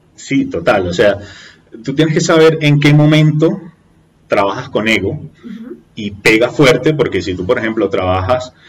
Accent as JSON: {"language": "Spanish", "country": "Venezuela", "moved": "yes", "lives_now": "Colombia", "said": "nosotros como venezolanos"}